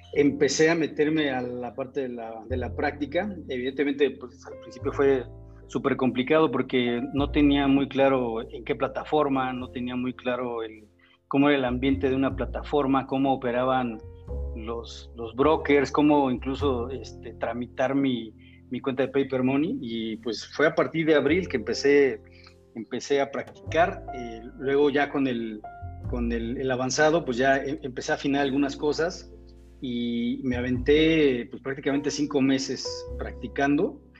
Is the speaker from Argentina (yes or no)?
no; Mexico; tengo 48 años, soy mexicano